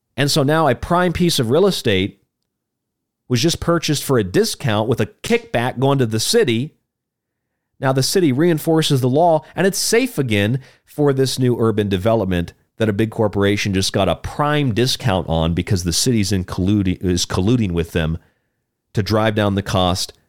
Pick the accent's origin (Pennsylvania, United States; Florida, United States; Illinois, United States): Florida, United States; also born or lived in Rochester, New York; now in Tucson, United States; I'm from Florida